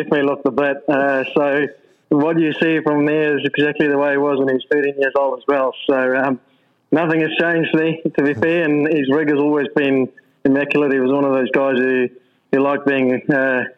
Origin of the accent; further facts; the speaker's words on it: South Africa; growing up in South Africa